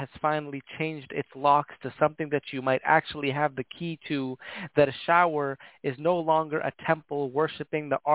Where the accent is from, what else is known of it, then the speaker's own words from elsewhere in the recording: Toronto, Ontario, Canada; also born or lived in Hamilton, Ontario; I was born in Toronto, like downtown Toronto. It wasn't until I was a bit older that we moved out into kind of like the suburb area of Toronto